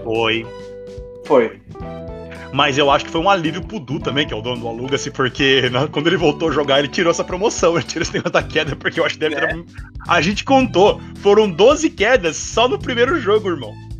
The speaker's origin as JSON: {"language": "Portuguese", "country": "Brazil"}